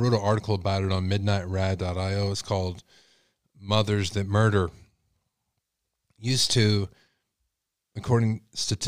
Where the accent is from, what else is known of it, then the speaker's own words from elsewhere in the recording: Texas, United States; I'm from Texas